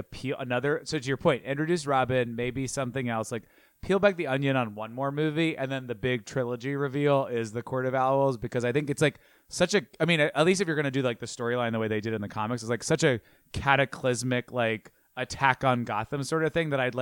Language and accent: English; New York, United States; as a New Yorker